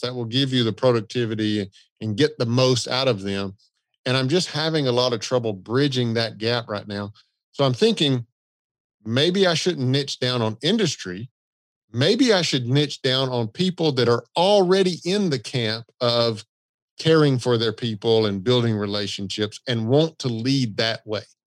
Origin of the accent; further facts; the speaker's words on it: the South, United States; I'm from the South